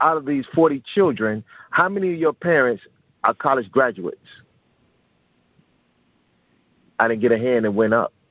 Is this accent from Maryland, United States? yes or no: no; Chicago, Illinois, United States; I was born and raised on the South Side of Chicago